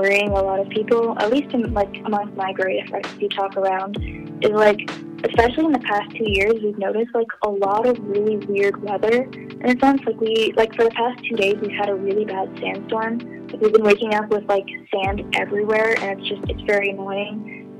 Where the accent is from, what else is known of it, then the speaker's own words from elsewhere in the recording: Canada; now in Riyadh, Saudi Arabia; I'm 17 years old. I'm from Canada, but I live in Saudi Arabia and I go to the American school here in Riyadh, the capital city.